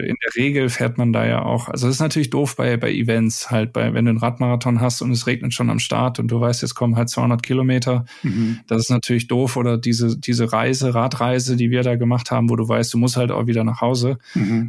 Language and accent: German; Wuppertal, North Rhine-Westphalia, Germany; ich bin gebürtig aus Wuppertal